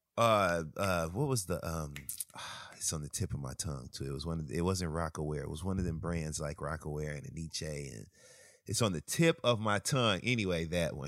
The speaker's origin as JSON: {"language": "English", "region": "Michigan", "country": "United States", "tie": "born or raised there", "said": "I grew up in Michigan"}